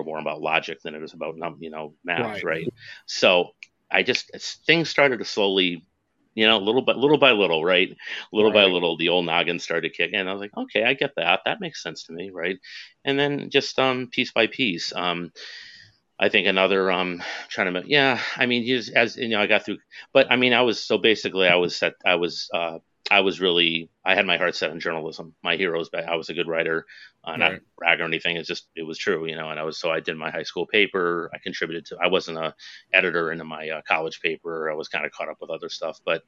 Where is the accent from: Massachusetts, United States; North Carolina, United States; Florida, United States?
Massachusetts, United States; Western; moved away as an adult; also born or lived in New Jersey / New York; in Massachusetts, where I'm from Western Massachusetts